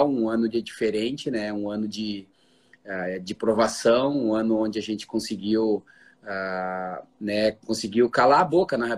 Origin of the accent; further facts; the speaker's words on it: Novo Hamburgo, Rio Grande do Sul, Brazil; É, eu sei que eu sou de Novo Hamburgo, né, como o Thiago Otti é de Novo Hamburgo